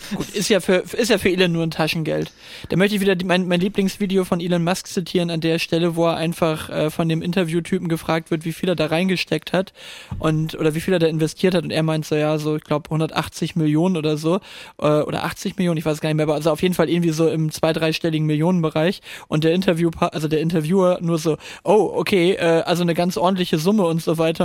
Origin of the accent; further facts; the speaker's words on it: Northern Germany, Germany; als Norddeutscher